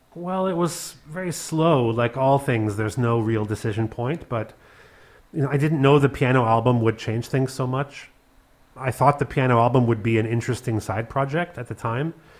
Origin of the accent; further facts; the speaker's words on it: Canada; also born or lived in Berlin / Paris; now in Cologne, Germany; a Canadian with Hungarian Jewish background